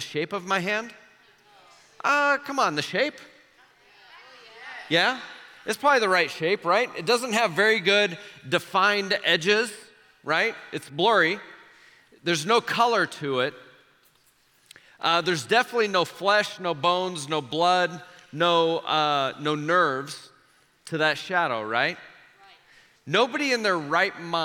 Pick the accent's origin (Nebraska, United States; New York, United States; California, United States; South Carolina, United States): Nebraska, United States; Omaha; when I was 6, 7, 8 years old, growing up in Omaha